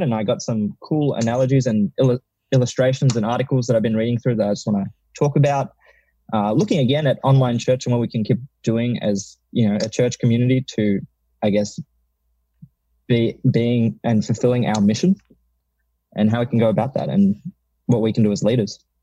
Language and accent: English; Melbourne, Victoria, Australia; I've moved back to Melbourne, which is my hometown